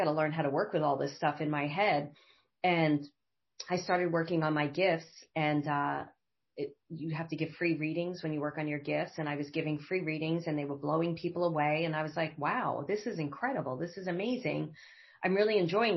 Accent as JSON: {"language": "English", "town": "New York City", "region": "New York", "country": "United States", "tie": "born or raised there", "also_born_or_lived": "Manhattan / Los Angeles", "moved": "as an adult", "said": "I am from Brooklyn originally, Bay Ridge, Brooklyn. Grew up in a very traumatic household"}